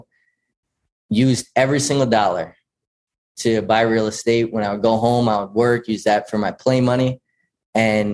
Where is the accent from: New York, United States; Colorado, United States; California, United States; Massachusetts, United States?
New York, United States; Patchogue; now in Rochester, United States; I'm from Patchogue, New York, which is down on Long Island, not Rochester. I grew up in Patchogue.